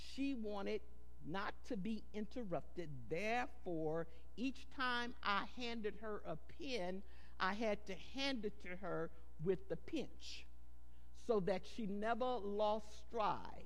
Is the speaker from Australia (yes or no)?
no; Goliad, Texas, United States; also born or lived in San Antonio, Texas; I was born in San Antonio, but we moved to Goliad at an early age